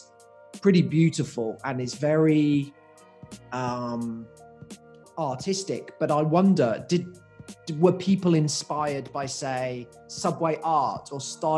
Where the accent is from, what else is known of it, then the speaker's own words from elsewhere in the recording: England, United Kingdom; now in Australia; I grew up in England